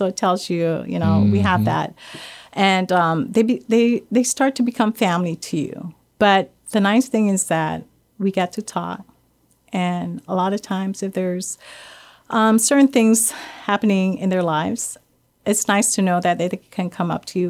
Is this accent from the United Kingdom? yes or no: no; Guam; I grew up in Guam, yes. And we grew up in a Catholic family.